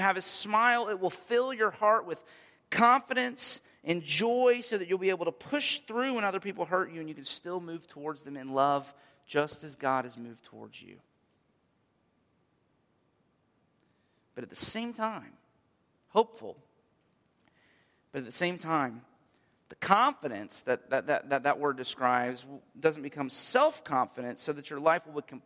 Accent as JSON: {"language": "English", "country": "United States", "said": "as an American people"}